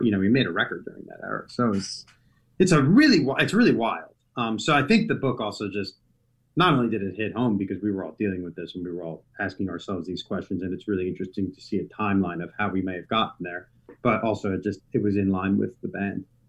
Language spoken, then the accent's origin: English; United States; being an American